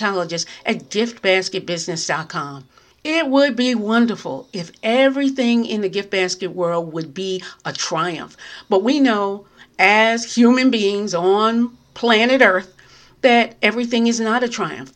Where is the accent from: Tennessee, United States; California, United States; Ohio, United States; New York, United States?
New York, United States; now in New Jersey, United States; I'm in New Jersey, very close to New York. I am a New Yorker, but I'm very close to New York